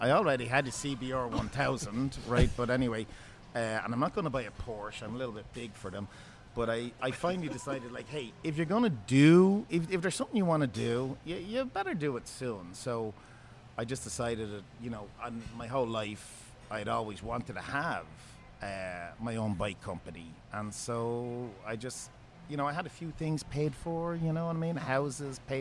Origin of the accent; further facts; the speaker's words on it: Ireland; moved away as an adult; also born or lived in Bellingham; now in United States; me being Irish